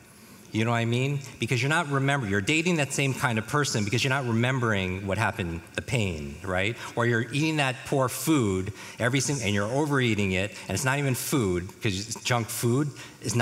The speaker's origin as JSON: {"language": "English", "region": "New York", "country": "United States", "tie": "born or raised there", "moved": "yes", "said": "I grew up in the Northeast, in New York."}